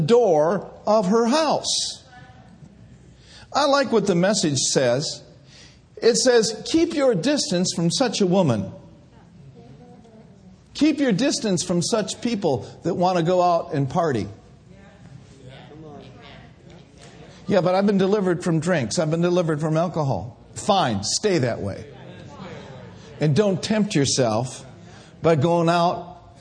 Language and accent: English; Minneapolis, Minnesota, United States; also born or lived in Bay Area; I grew up in Minneapolis, Minnesota, where all the drugs and all the old friends were